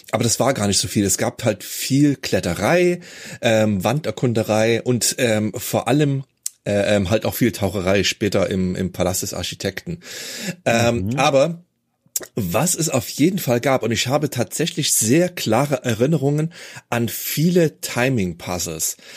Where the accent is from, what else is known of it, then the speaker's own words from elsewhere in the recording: Germany; ich bin ja in der DDR aufgewachsen